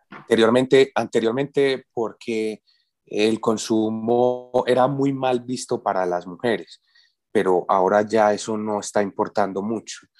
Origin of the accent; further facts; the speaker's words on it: Medellín, Antioquia, Colombia; yo soy de Antioquia, yo soy de Medellín, y en Medellín tenemos el aguardiente antioqueño